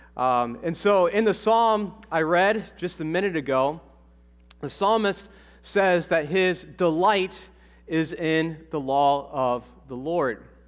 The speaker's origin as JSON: {"language": "English", "region": "Ohio", "country": "United States", "also_born_or_lived": "Massachusetts", "moved": "yes", "said": "I'm from Ohio"}